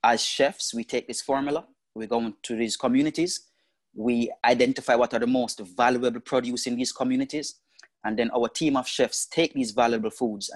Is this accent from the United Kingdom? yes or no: no; Jamaica; moved away; also born or lived in Las Vegas; I grew up very poor in Jamaica.